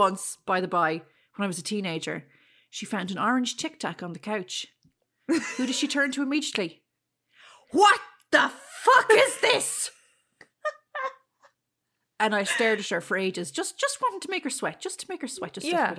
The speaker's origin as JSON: {"language": "English", "country": "Ireland", "tie": "born or raised there", "said": "it's not a name we would have come across growing up in Ireland, really, so."}